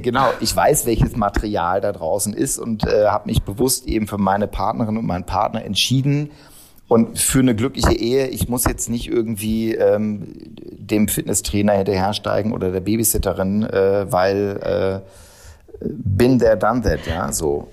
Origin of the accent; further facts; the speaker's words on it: Hannover, Lower Saxony, Germany; moved away; Ich komme aus Hannover, jetzt nicht so die super glamouröse Stadt